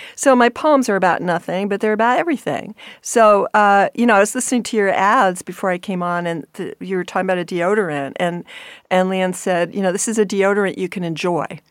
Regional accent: New York, United States; I grew up in New York

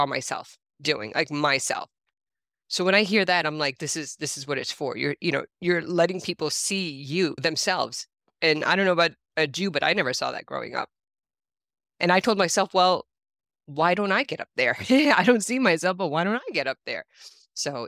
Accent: New York, United States; I grew up in New York

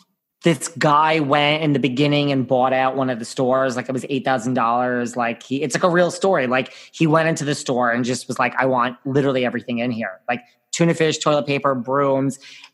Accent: Connecticut, United States; now in New York City, United States; I am originally from like Connecticut.

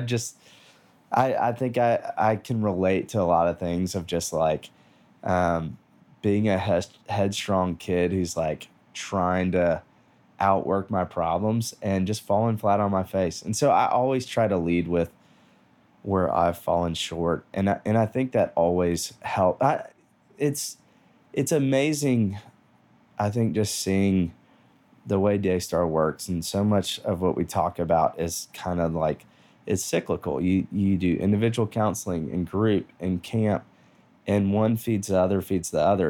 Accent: Nashville, Tennessee, United States; I grew up here in Nashville

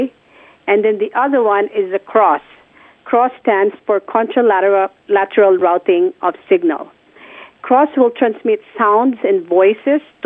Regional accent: Philippines; moved away; I was already working at a hearing clinic in my hometown, which is the Philippines

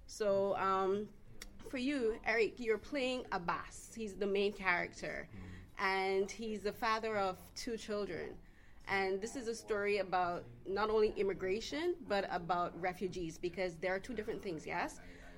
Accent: Barbados; now in Canada; I myself am an immigrant. I'm from Barbados. So I've been living in Canada for a while

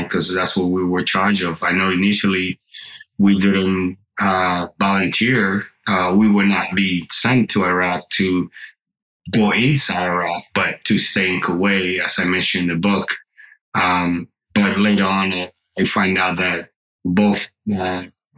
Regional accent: Dominican Republic; English is a second language; now in United States; I grew up in the Dominican Republic

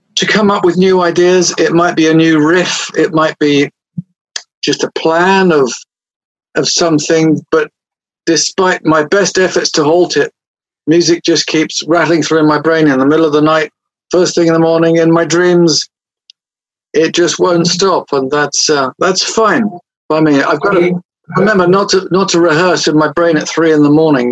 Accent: England, United Kingdom; I'm English

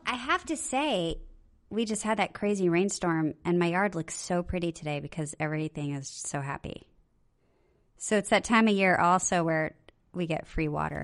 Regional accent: Okinawa, Japan; I was born in Okinawa

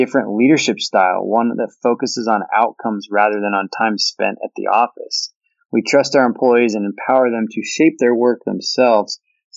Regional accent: Washington, United States; now in Austin, United States; I grew up in Washington, where that was kind of the norm in the winter, but moving to Austin

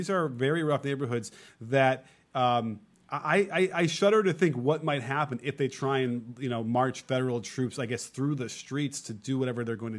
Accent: Chicago, Illinois, United States; Now, I grew up in Chicago.

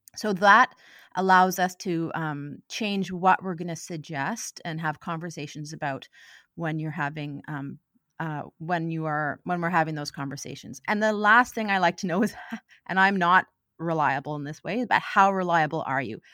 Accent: Ottawa, Ontario, Canada; moved away as an adult; also born or lived in Halifax / Vancouver; now in Victoria, Canada; I am originally from Ottawa

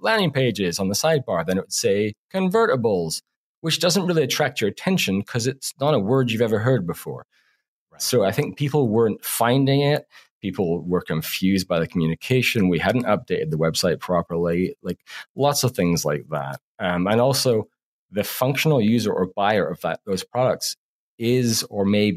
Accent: Canada; us being Canadian that we're apologetic in our content

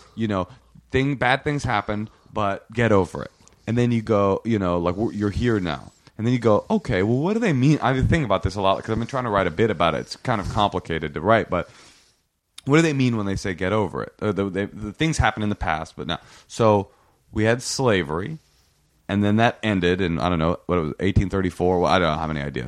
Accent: Oakland, California, United States; I grew up in Oakland in a public school system

